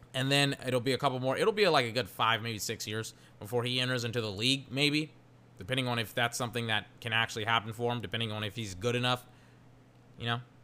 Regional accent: Georgetown, Texas, United States; moved away; I'm from Georgetown, Texas, and there's like a Little Caesars that came there, like, in some of my final years in high school

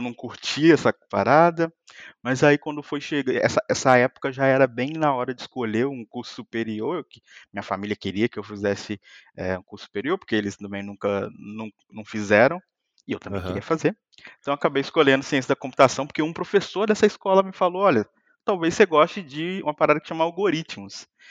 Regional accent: Muriaé, Minas Gerais, Brazil; moved away as an adult; also born or lived in São Paulo; now in Lisbon, Portugal; sou mineiro de uma cidadezinha bem pequena chamada Muriaé

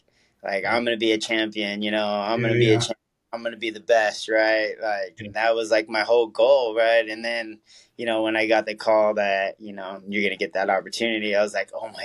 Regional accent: California, United States; But, you know, I'm from the Bay Area. So, like, my dad lived there.

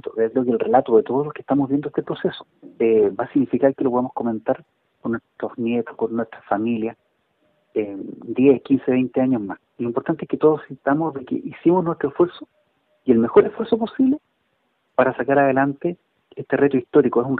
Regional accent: Chile; todos somos chilenos, todos vivimos acá.

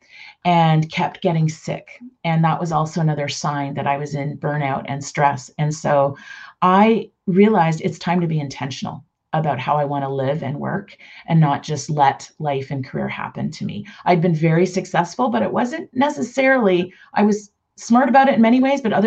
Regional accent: Toronto, Ontario, Canada; now in Mississauga, Canada; I grew up in Toronto proper

